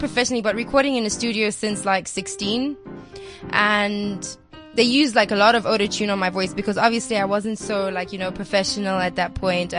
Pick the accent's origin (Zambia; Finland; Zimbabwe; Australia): Zambia; I'm from Zambia, but my mom's Zambian and my dad's Lebanese. And, I grew up in Zambia most of my life